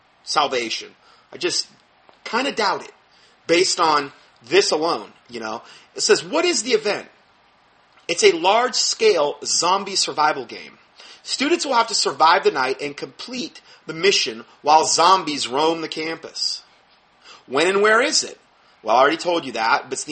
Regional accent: Fort Myers, Florida, United States; moved away; my hometown, where we came from in Fort Myers.

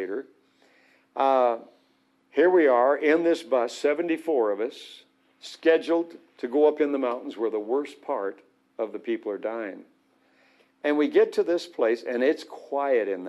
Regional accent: Arizona, United States; I grew up in Arizona desert.

